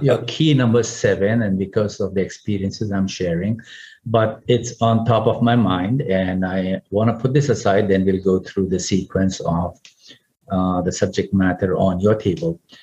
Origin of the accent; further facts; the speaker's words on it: Pune, Maharashtra, India; now in Singapore; walking on Main Street my hometown, Pune in India